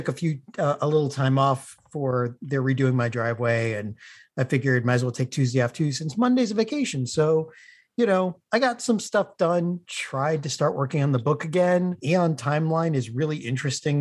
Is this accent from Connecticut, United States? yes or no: yes; Connecticut, United States; now in Pennsylvania, United States; I'm originally from Connecticut